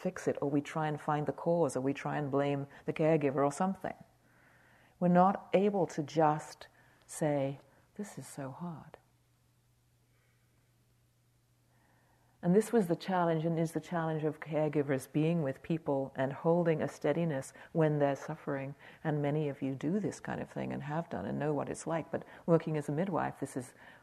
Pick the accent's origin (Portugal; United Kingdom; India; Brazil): United Kingdom; I'm British